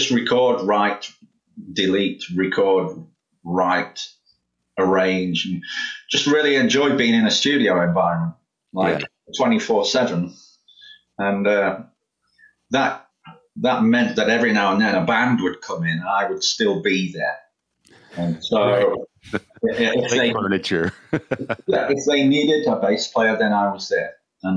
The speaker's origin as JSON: {"language": "English", "town": "Grimsby", "region": "Yorkshire and the Humber", "country": "United Kingdom", "tie": "born or raised there", "said": "my hometown in Grimsby"}